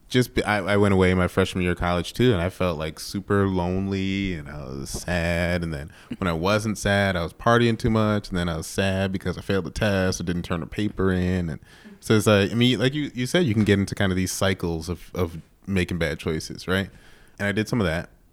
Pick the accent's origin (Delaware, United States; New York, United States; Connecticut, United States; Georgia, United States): New York, United States; now in Chicago, United States; I grew up in New York